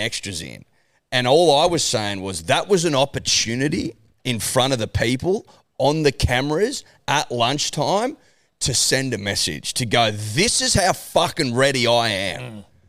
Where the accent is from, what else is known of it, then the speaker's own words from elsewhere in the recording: Australia; We're Australian